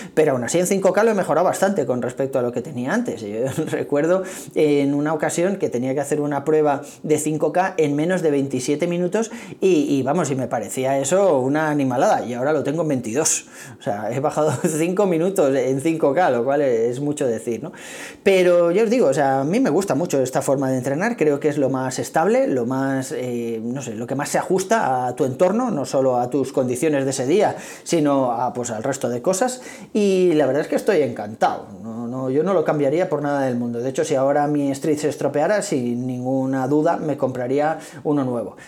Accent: Tres Cantos, Community of Madrid, Spain; soy de aquí de Tres Cantos, que está las afueras de Madrid

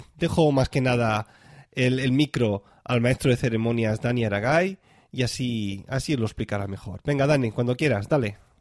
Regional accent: Tarragona, Catalonia, Spain; moved away as an adult; now in Zurich, Switzerland; yo soy de Tarragona, pero ahora mismo estoy viviendo en, en Zurich, cerca de, cerquita de Zurich

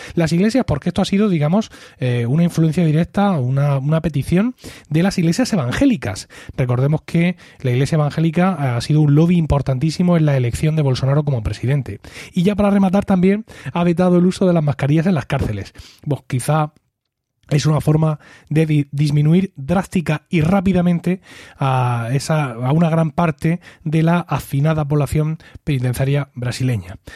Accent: Spain; en mi país, en España

